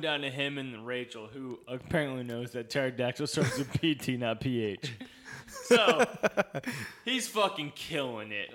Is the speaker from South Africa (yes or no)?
no; Southeast Louisiana, United States; we're from Southeast Louisiana, where the gumbo is strong